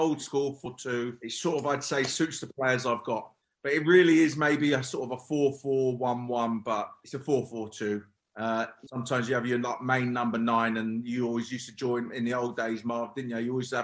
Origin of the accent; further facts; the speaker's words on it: London, United Kingdom; also born or lived in Hammersmith; I was born in Hammersmith, but I lived in Acton, 10, 15 minutes away from the ground